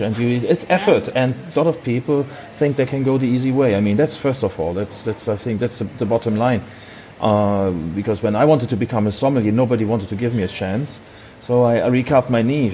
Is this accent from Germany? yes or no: yes; Hamburg, Germany; I'm from Hamburg, Germany.